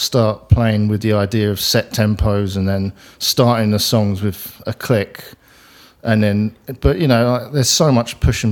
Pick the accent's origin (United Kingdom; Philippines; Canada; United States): United Kingdom; England; I'm English